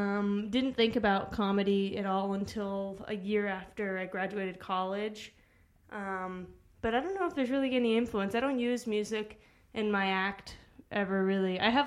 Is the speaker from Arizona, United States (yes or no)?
yes; Arizona, United States; moved away; also born or lived in Chicago, Illinois; I was born in Chicago. I grew up in Arizona.